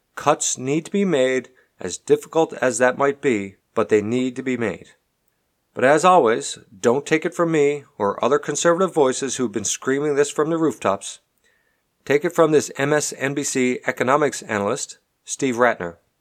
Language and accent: English; Canada; now in Texas, United States; I'm a Canadian, And while I live here, pay taxes here, employ people here, I unfortunately don't get to vote here.